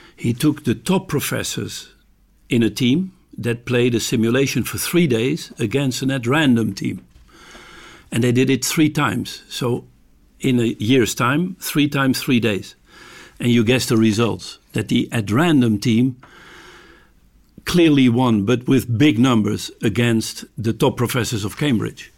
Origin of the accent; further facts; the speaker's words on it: Amsterdam, North Holland, Netherlands; I'm from Amsterdam